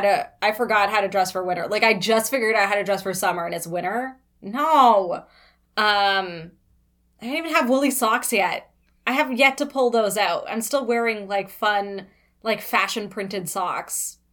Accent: Toronto, Ontario, Canada; born and raised in Toronto

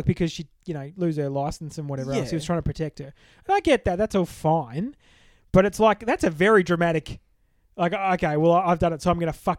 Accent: Connecticut, United States; I'm from Connecticut

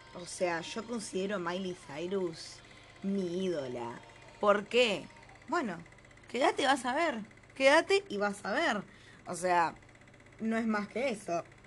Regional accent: Greater Buenos Aires, Argentina; la persona que vive en el conurbano, ¿entendés? Tipo, eh, como, qué sé yo, nosotros

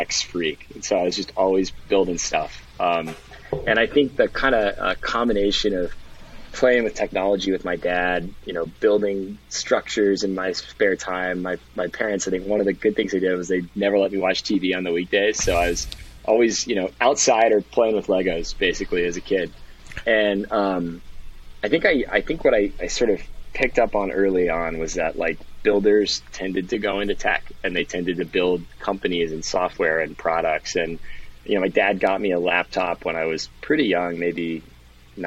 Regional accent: Lexington, Kentucky, United States; moved away; also born or lived in Austin / Miami / San Francisco; I grew up in Lexington, Kentucky

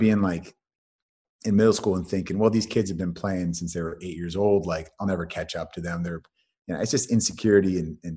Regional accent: San Francisco Bay Area, California, United States; born or raised there; also born or lived in Colorado

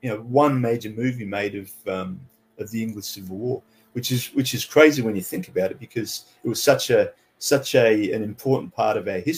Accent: Canada; moved away as an adult; also born or lived in England; now in Sydney, Australia; I actually live in Sydney, Australia at the moment. I was born in England, and then when I was about 10, moved to Canada, lived there for 10 years, went to high school there, and then moved here when I was about 18.

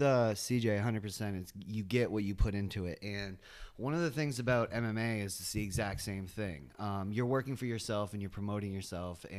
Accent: South Portland, Maine, United States; now in Biddeford, United States; I grew up in South Portland

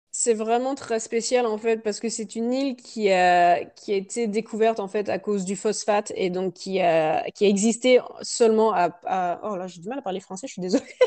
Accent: France; moved away as an adult; also born or lived in Canada; now in Australia; ça fait 11 ans que j'ai quitté la France

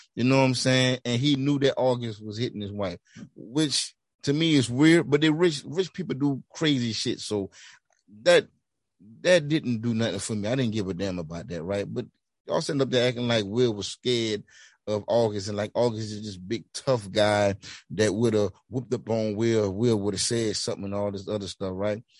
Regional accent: Louisiana, United States; I'm from Louisiana

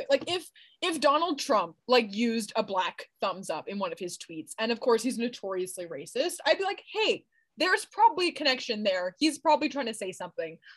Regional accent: Iran; have you ever heard of the Persian rug, my friend? I'm from Iran.

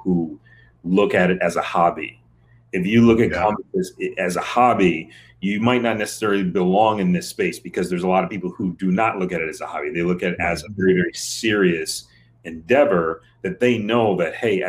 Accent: Michigan, United States; I'm from Michigan

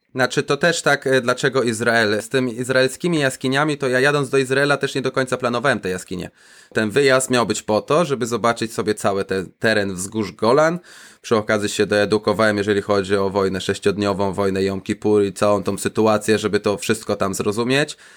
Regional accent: Zielona Góra, Lubusz Voivodeship, Poland; moved away as an adult; now in Israel; za dzieciaka jeszcze chodziło się po kanałach burzowych pod moim miastem, pod Zieloną Górą, skąd pochodzę

